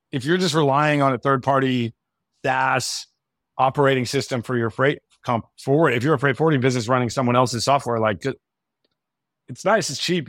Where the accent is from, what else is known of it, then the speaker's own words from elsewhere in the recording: United States; I'm American